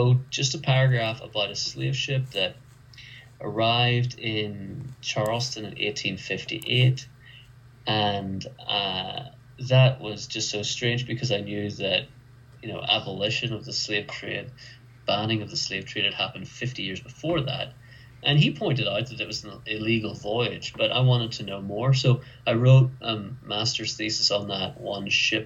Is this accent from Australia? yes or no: no; Ireland; moved away as an adult; now in United States; I stuck out as the Irishman